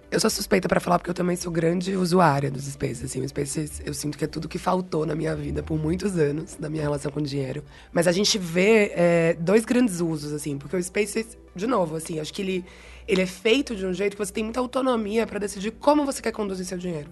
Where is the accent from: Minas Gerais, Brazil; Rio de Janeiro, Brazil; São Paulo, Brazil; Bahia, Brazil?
Bahia, Brazil; accent: Bahian; moved away; Se o meu sotaque não entregou ainda, eu sou baiana, na verdade, então eu sou formada em comunicação pela Universidade Federal da Bahia